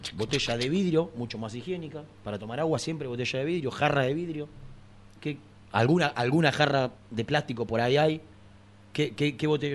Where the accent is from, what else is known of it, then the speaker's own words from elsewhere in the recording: Gerli, Buenos Aires Province, Argentina; yo no soy de aquí, soy del barrio de Herli, soy del porvenir